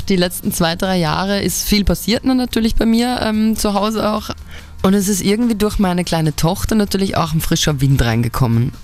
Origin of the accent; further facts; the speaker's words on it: Altenberg, Upper Austria, Austria; bei uns in Altenberg, das ist so ein kleines Kaff